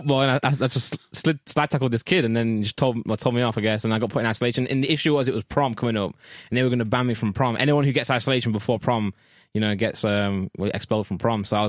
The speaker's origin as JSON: {"language": "English", "town": "South Normanton", "region": "East Midlands", "country": "United Kingdom", "tie": "born or raised there"}